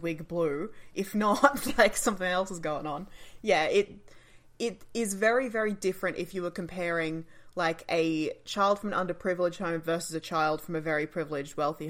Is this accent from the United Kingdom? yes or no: no; Australia; us as Australian audiences